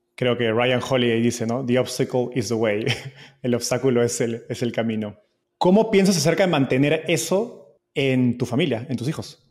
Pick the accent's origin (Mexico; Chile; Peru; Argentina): Peru; se llama Acrópolis en Lima, yo soy de Perú